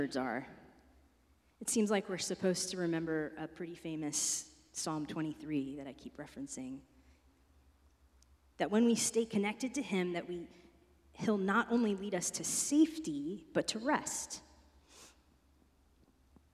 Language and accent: English; East Coast, United States; moved away; I'm from the East Coast